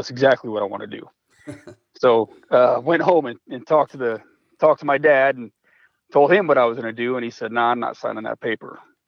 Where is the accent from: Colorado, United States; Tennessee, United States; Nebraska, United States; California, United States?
Nebraska, United States; Omaha; moved away as an adult; like you said. I'm from Omaha, Nebraska, originally.